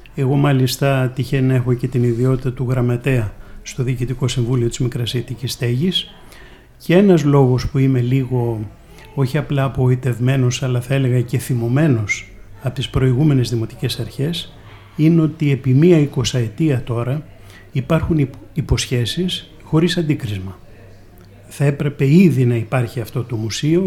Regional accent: Athens, Attica, Greece; also born or lived in Corfu; έχω γεννηθεί στην αθηνα στην Κεσαριανή συγκεκριμένα

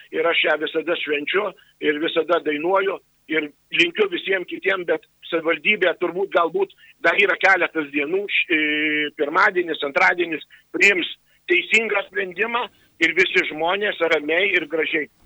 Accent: Alytus, Alytus County, Lithuania; aš užaugau, gimiau Alytui ir, ir turbūt čia pasiliksiu visam laikui.

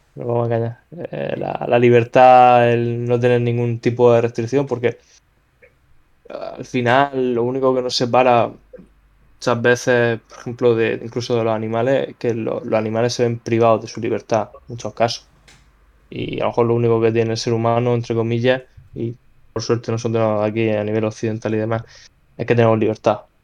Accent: Spain; now in Murcia, Spain; como somos los españoles

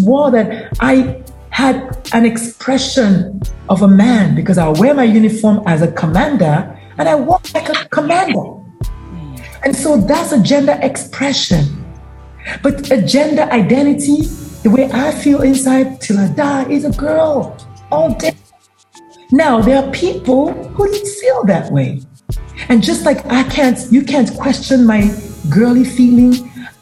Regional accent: Nigeria; now in United States; I'm Nigerian, proudly so

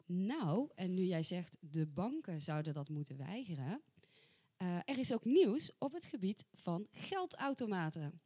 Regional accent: soft G, southern Netherlands, Netherlands; accent: soft G; met mijn zachte G

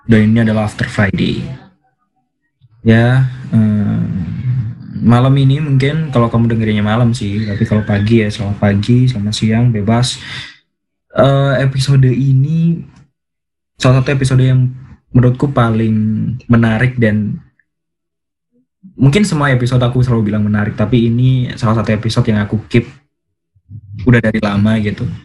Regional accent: Surabaya, East Java, Indonesia; kita tarik ke latar belakang kita masing-masing aku duluan ya jadi aku dari Surabaya

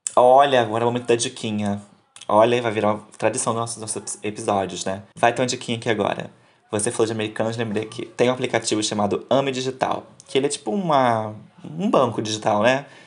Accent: Rio de Janeiro, Brazil; a gente é do Rio de Janeiro

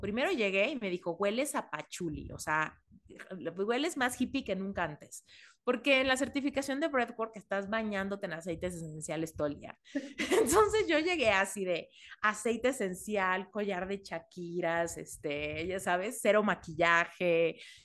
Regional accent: Mexico; moved away; soy mexicana y en México me siento muy segura

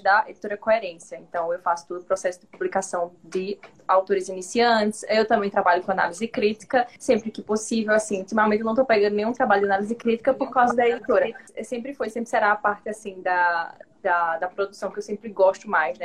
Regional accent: Northeast Region, Brazil; eu sou nordestina

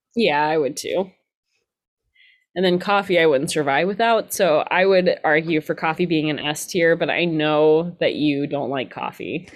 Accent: Georgia, United States; I'm from Georgia

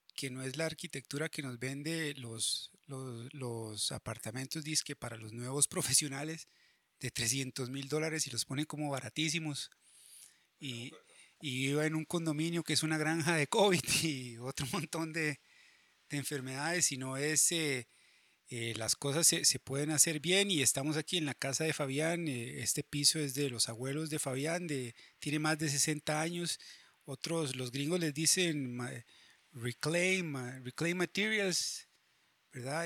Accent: San José, Costa Rica; en Chepe y que es de donde yo soy

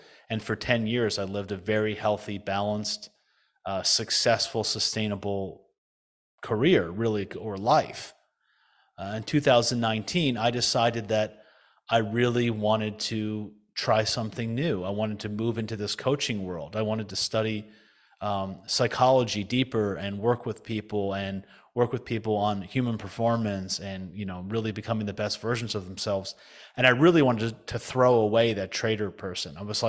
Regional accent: New Jersey, United States; But essentially, you know, I was raised in the United States, in New Jersey mostly.

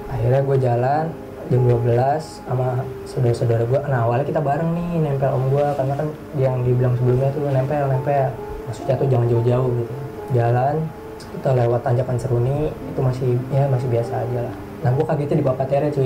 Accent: Java, Indonesia; kan gue orang Jawa ya orang hati gitu kan

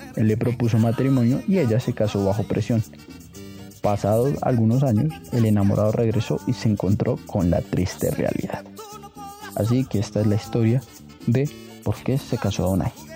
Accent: Colombia; todos los colombianos hemos bailado

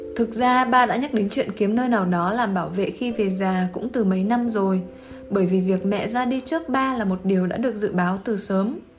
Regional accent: Quang Binh, Vietnam; moved away; Hồi xưa bác từng ở Quảng Bình một thời gian đấy

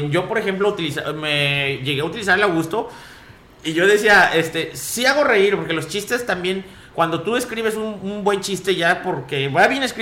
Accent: Ciudad Valles, San Luis Potosí, Mexico; Mi respeto, yo soy de aquí de Valles, ¿eh? Pero mis respetos, ¿eh? Aquí en Ciudad Valles hace un calor que.

